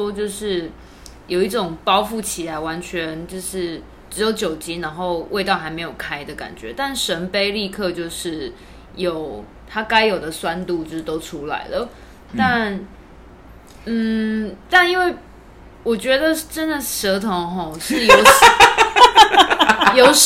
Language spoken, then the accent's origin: Chinese; Tainan, Taiwan; 我台南人啊，